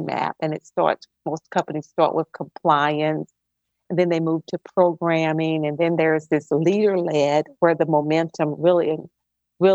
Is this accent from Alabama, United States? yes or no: yes; Mobile, Alabama, United States; moved away as an adult; also born or lived in Atlanta, Georgia; I'm originally from Mobile, Alabama, and I've lived in Atlanta for 26 years.